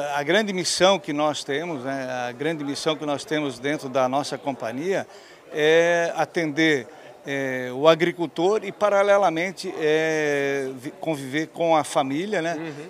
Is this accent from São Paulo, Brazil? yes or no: no; Presidente Nereu, Santa Catarina, Brazil; nós somos filhos de agricultor, né? Meu pai é, é já falecido, era um fumicultor uhum. na região do Vale Itajaí, é, mais precisamente na cidade de Presidente Nereu, próximo a Rio do Sul